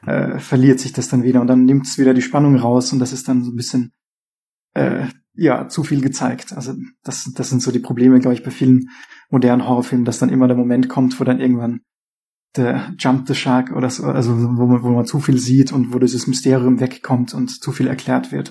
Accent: Austria; now in Berlin, Germany; aber ich komme ja aus Österreich ursprünglich.

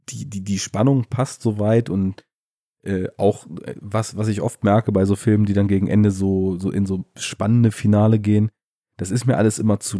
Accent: Bavaria, Germany; Bei uns in Bayern.

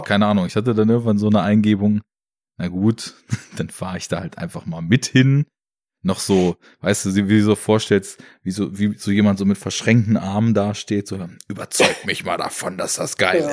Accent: Braunschweig, Lower Saxony, Germany; Ich komme ja aus Braunschweig

